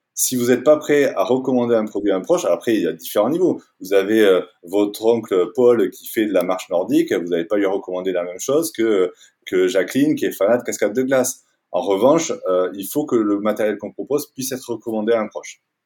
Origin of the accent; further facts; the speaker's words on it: Toulouse, Occitania, France; moved away as an adult; also born or lived in Paris; now in Annecy, France; je suis toulousain. J'ai grandi, j'ai passé les 20 premières années de ma vie à Toulouse